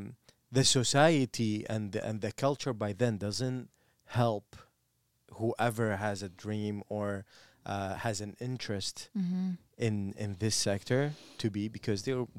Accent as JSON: {"language": "English", "country": "Iraq", "said": "I always have a pride in where I am from. Okay, like if someone asks me, like, here, I'm from Mesopotamia."}